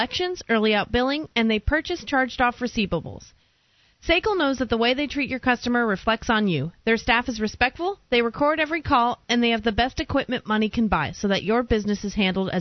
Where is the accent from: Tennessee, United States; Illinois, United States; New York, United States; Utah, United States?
New York, United States; I was born in New York